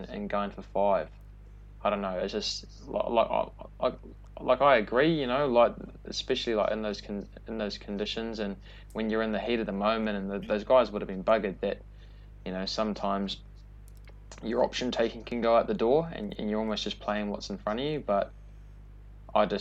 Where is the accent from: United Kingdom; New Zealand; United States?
New Zealand; being a Kiwi